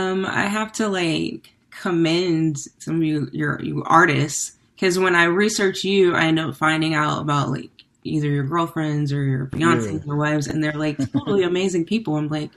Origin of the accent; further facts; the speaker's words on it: Sacramento, California, United States; I'm from Sacramento